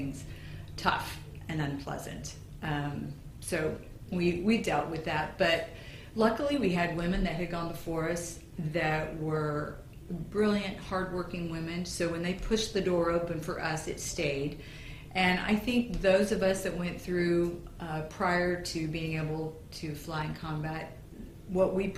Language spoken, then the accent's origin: English; New Mexico, United States; I grew up in New Mexico. I'm used to desert.